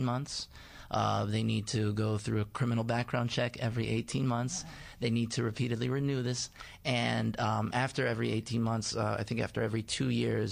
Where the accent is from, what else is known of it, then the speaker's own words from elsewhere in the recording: Long Island, New York, United States; I'm from Long Island, New York